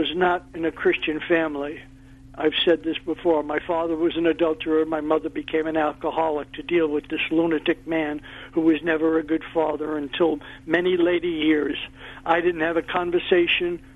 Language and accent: English; New York, United States; moved away as an adult; growing up in New York is kind of unique